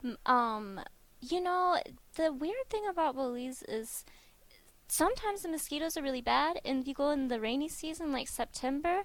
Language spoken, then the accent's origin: English; Durant, Oklahoma, United States; moved away; I'm from Durant, Oklahoma, so we normally bop into Durant and visit family